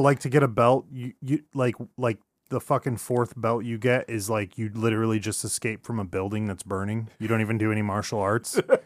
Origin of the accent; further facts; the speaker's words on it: Sunnyside, California, United States; I'm from Sunnyside, California